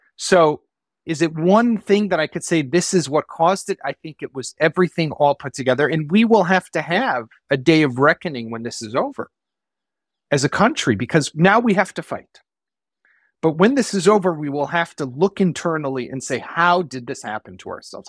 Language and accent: English; Israel; in our country, in our homes